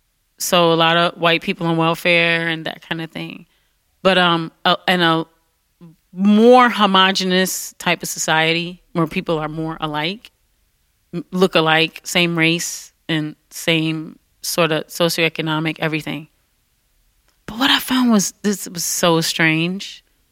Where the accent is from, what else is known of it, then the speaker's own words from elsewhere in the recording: Detroit, Michigan, United States; And I was from Detroit.